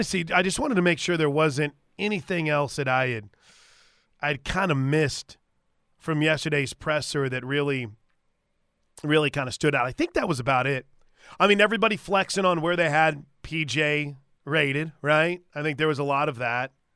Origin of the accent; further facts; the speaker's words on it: St. Louis, Missouri, United States; I grew up in Saint Louis